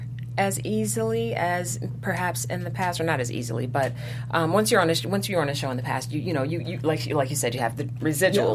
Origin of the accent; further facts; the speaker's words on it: Detroit, Michigan, United States; moved away; I am from Detroit.